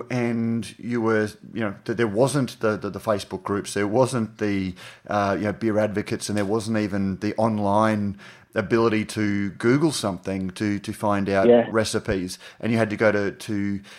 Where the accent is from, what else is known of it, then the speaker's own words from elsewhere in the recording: Queensland, Australia; I'm a Queenslander.